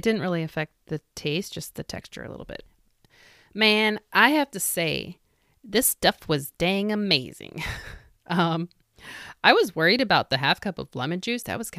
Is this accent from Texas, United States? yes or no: no; Illinois, United States; I grew up in Vermilion County, Illinois. Much of my family is from the smaller communities that surround Danville.